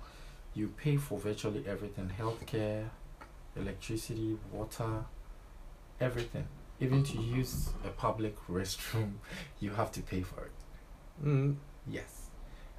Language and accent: English; Ghana; moved away; as a Ghanaian.